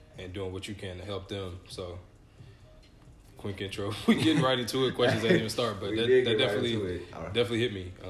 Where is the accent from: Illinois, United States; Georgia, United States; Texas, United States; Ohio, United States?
Georgia, United States; Atlanta; also born or lived in Grand Rapids, Michigan; I'm from Atlanta